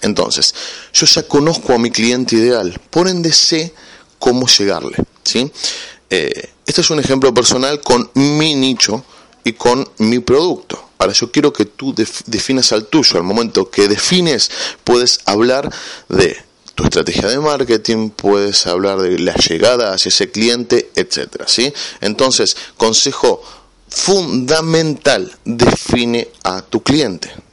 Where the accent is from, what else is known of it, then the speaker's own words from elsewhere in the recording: Argentina; aquí en mi país, en Argentina, somos 40 millones de habitantes.